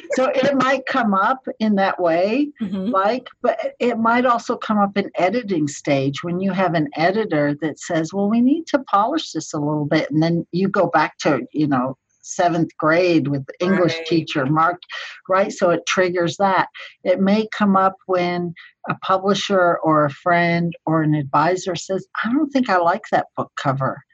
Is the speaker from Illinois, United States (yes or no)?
no; Colorado Springs, Colorado, United States; my hometown, Colorado Springs